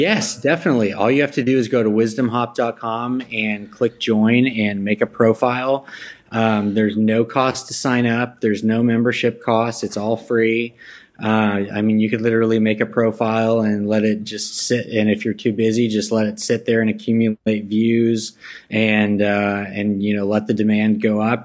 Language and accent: English; Plano, Texas, United States; also born or lived in Los Angeles, California; I grew up in the Dallas area, North Dallas, uh, West Plano